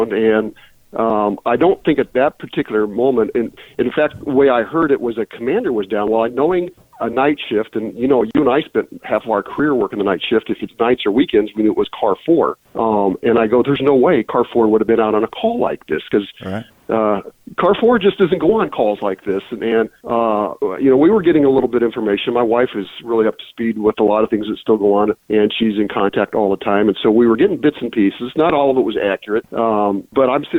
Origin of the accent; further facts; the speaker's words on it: West Valley, Arizona, United States; moved away; I was born and raised in the West Valley, and I ended up patrolling it.